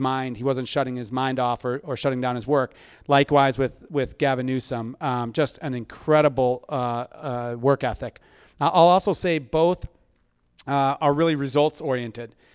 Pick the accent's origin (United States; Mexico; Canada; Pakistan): United States; Ann Arbor, Michigan; now in California, United States; I grew up in Ann Arbor, Michigan